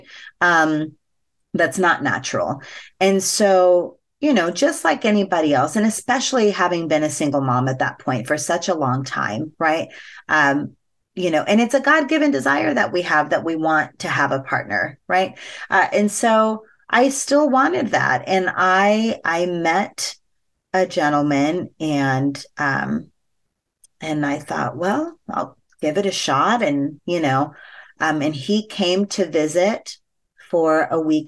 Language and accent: English; Las Vegas, Nevada, United States; growing up in Vegas, where sex is very much a part of the culture